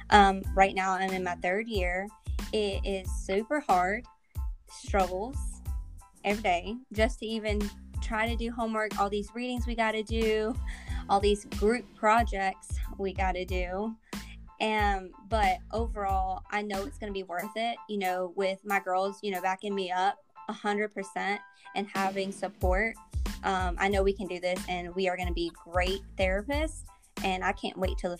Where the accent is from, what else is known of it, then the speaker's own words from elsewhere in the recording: North Carolina, United States; also born or lived in Texas; I'm originally from Texas and was raised in North Carolina.